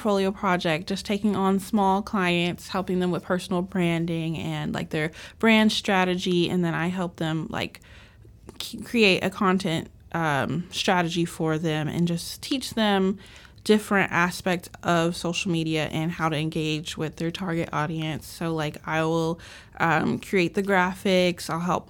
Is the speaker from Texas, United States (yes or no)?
yes; Tyler, Texas, United States; moved away as an adult; also born or lived in San Antonio, Texas; I'm from Tyler, but I live in San Antonio temporarily.